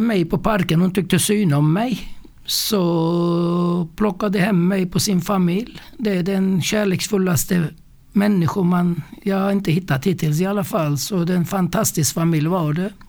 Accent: Mersin, Turkey; also born or lived in Stockholm; now in Värnamo, Sweden; Jag är född i södra Turkiet, en eh, ort som heter Mersin

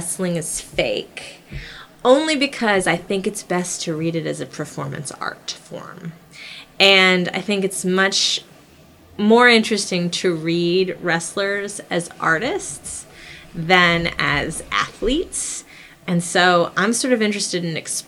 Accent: Midwest, United States; as a kid growing up in the Midwest

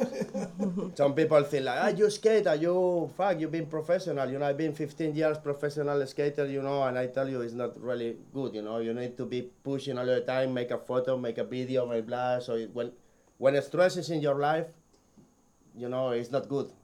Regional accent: Barcelona, Catalonia, Spain; English is a second language; from Barcelona

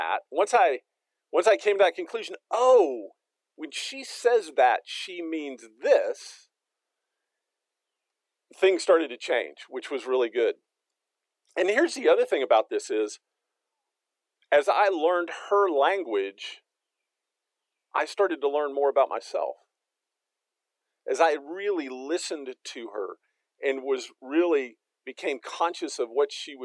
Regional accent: Texas, United States; now in Fayetteville, United States; I'm from Texas.

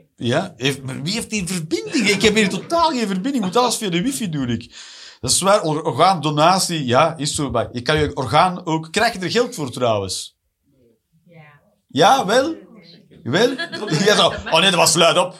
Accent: Flanders, Belgium; also born or lived in Eindhoven, Netherlands; now in Antwerp, Belgium; ik ben een Vlaming natuurlijk

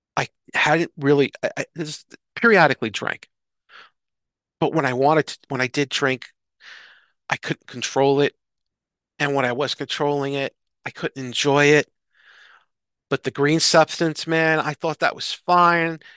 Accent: New York City, New York, United States; accent: thick New York; moved away; I'm from New York City and I'd have my accent, the thick New York accent

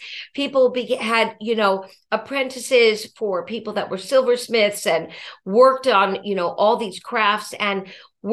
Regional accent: Los Angeles, California, United States; now in Brooklyn, United States; I was from Los Angeles, California, originally

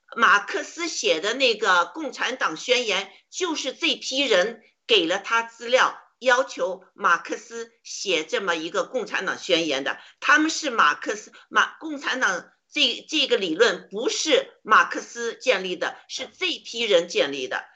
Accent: China; 我们中国人一定会被呃种族歧视的

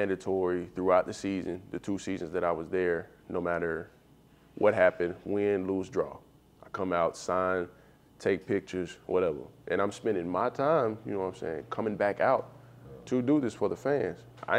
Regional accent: Chicago, Illinois, United States; so I came from Chicago, it was Mr. Me, and coming here it was landlord.

